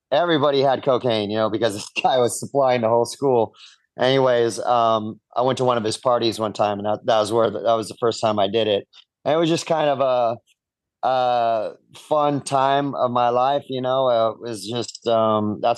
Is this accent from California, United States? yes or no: yes; Orange County, California, United States; I grew up in Orange County, California